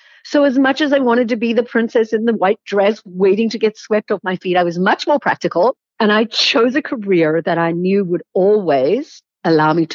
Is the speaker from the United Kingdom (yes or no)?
no; South Africa; I grew up in South Africa